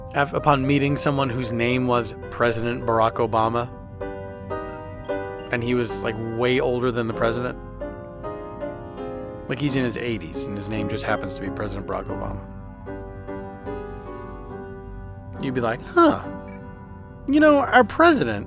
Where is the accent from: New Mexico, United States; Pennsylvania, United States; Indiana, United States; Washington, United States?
Pennsylvania, United States; Philadelphia; accent: Philadelphia; my Philadelphia accent